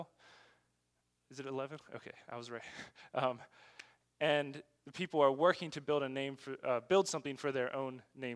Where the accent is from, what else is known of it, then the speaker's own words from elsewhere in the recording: United States; moved away as an adult; now in China; we have as American Christians